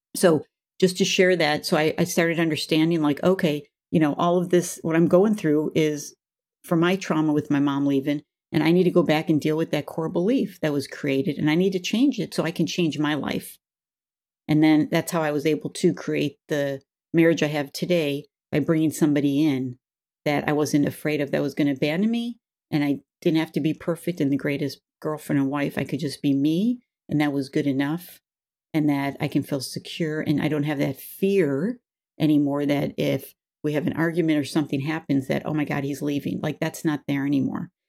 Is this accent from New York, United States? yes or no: yes; Buffalo, New York, United States; I grew up in Buffalo, New York